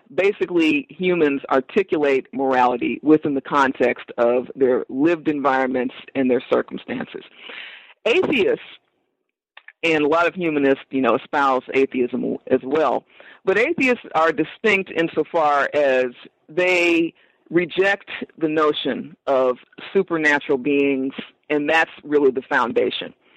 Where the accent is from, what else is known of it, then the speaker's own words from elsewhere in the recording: Los Angeles, California, United States; growing up in South Los Angeles, which is a heavily religious community